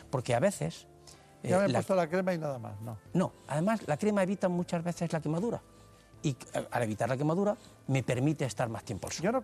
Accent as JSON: {"language": "Spanish", "town": "Ibros", "region": "Andalusia", "country": "Spain", "tie": "born or raised there", "lives_now": "Granada, Spain", "said": "Llevo media vida en Granada, pero nací en Ibros, en la provincia de Jaén. Es mi pueblo, es donde me he criado"}